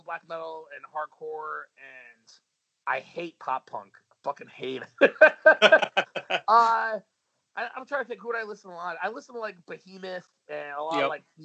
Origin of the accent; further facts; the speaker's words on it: New York, United States; I'm from New York